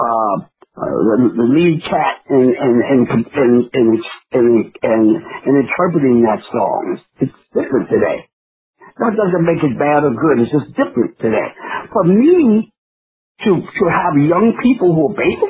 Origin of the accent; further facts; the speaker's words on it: New York City, New York, United States; I'm a New Yorker